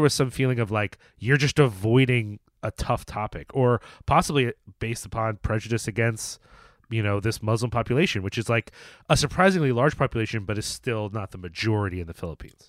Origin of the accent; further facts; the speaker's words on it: United States; as an American